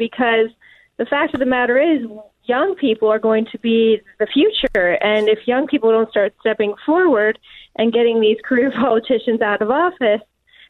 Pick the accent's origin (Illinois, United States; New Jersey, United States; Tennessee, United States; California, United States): California, United States; San Diego; as someone born and raised in San Diego